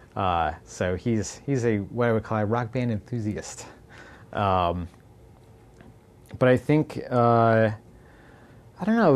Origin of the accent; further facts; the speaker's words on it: Boston, Massachusetts, United States; growing up in Boston.